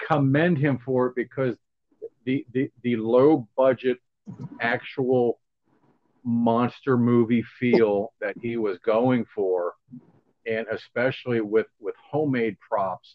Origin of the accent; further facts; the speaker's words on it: Chicago, Illinois, United States; moved away; also born or lived in Philadelphia; I'm from Chicago originally, Philly